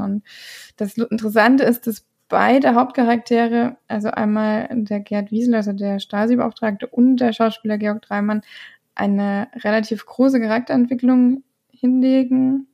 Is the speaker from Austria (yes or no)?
no; Ireland; moved away; ich bin ja in Irland aufgewachsen und ich, wir waren ja relativ nah an der nordischen Grenze.